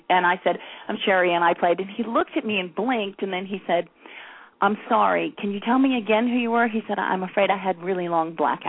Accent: Atlanta, Georgia, United States; accent: southern; I'm from Atlanta, but I was raised by parents from the north, and because I was an ice skater, I was away a lot.

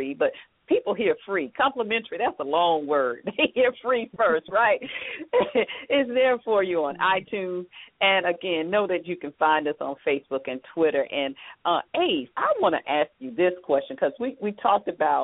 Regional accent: Atlanta, Georgia, United States; I'm from Atlanta

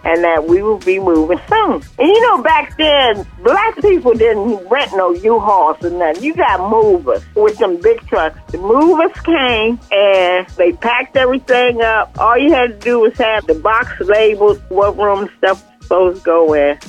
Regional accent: United States; also born or lived in Washington, D.C. / Prince George's County, Maryland / Atlanta; I went to a Catholic school in D.C., there were only two white students in the whole school

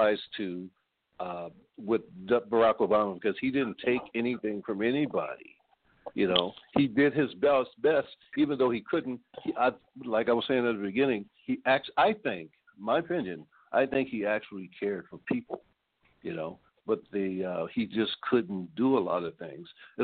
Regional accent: New Orleans, Louisiana, United States; now in California, United States; I live in California. I'm from New Orleans, Louisiana

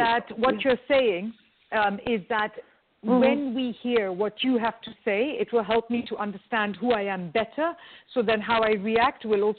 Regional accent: India; I'm Indian, really so where I come from, they give you food to show you love.

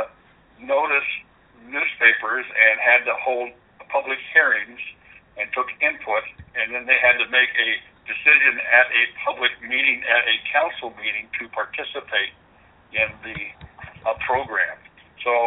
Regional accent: Winthrop, Minnesota, United States; We have five cooperatives in my hometown of Winthrop

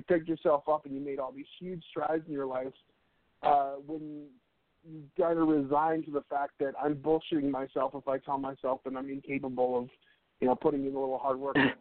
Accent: United States; as an American

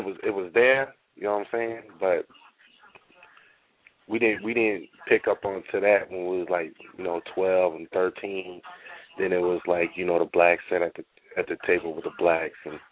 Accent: Des Moines, Iowa, United States; moved away; also born or lived in Minneapolis; being in Iowa and growing up in Iowa is completely different

